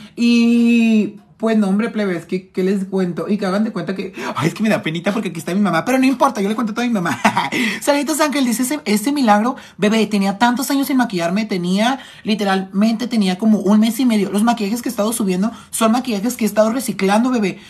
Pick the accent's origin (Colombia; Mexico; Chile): Mexico; Tijuana, Baja California; Estoy de aquí, Tijuana